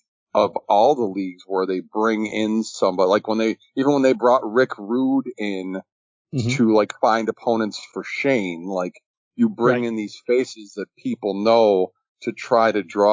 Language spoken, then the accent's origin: English; Northeast, United States; growing up in the Northeast